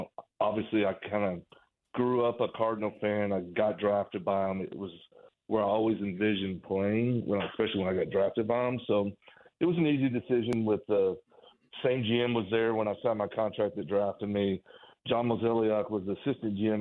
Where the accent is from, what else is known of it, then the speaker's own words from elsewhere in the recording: Oklahoma, United States; moved away as an adult; also born or lived in Wichita, Kansas; I was born and bred in Oklahoma. That's where I was born and raised